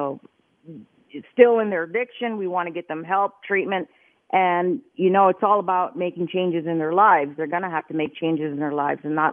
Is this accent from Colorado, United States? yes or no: no; New Jersey, United States; now in Las Vegas, United States; I'm a kid from New Jersey. I'm the Jersey girl judge